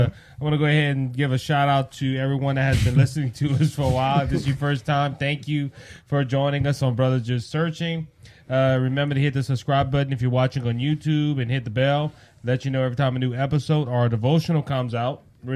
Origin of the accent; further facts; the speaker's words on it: Louisiana, United States; you know we're from Louisiana.